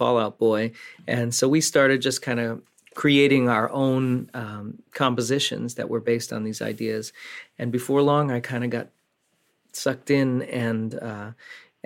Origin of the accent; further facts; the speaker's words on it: Spring Valley, New York, United States; moved away as an adult; also born or lived in Boston / Los Angeles; I grew up in Spring Valley, New York, which is a little town about an hour north and west of New York City